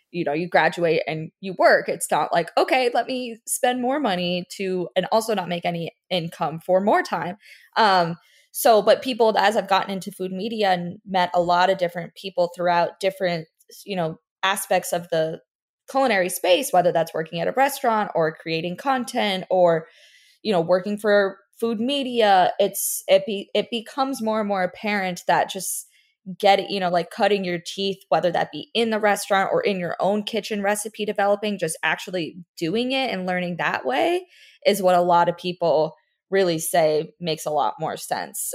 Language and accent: English; Weston, Florida, United States; also born or lived in New York; I grew up in Fort Lauderdale, well, Weston.